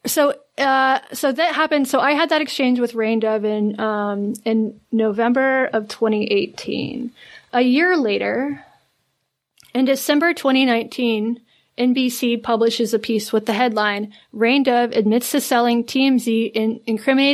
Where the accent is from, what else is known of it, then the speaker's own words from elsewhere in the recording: an hour outside of Asheville, North Carolina, United States; moved away; I grew up an hour outside of Asheville, a much more rural sort of, you know, redneck